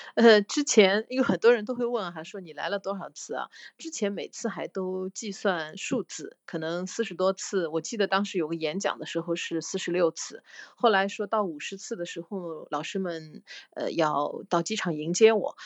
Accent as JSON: {"language": "Chinese", "region": "southern China", "country": "China", "said": "我们是南方的那个，我是南方人"}